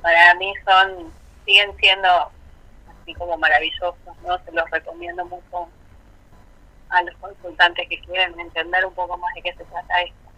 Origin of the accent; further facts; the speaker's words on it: Buenos Aires, Argentina; also born or lived in San Juan; yo soy de Buenos Aires, vivo acá en Vicente López, en Zona Norte, con mis hijos.